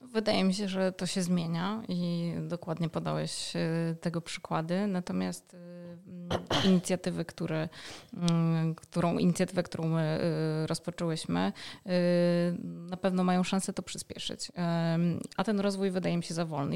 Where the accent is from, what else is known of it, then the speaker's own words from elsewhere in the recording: Warsaw, Masovian Voivodeship, Poland; jestem z Warszawy